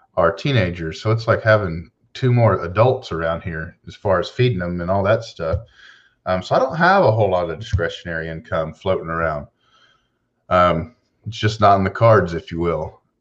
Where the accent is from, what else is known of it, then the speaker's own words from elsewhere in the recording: Houston, Texas, United States; I'm from Houston, Texas